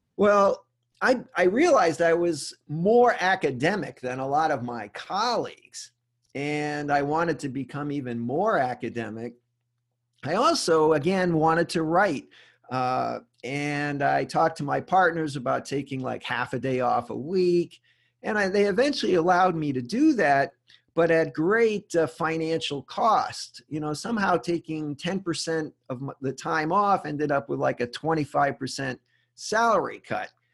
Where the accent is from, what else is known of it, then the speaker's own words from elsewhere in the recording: Rhode Island, United States; moved away; also born or lived in Charlotte, North Carolina / Memphis, Tennessee; I'm originally from Rhode Island